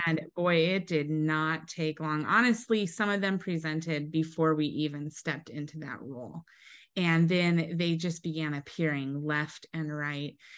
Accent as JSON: {"language": "English", "region": "Eastern Washington", "country": "United States", "tie": "born or raised there", "said": "I grew up in Eastern Washington"}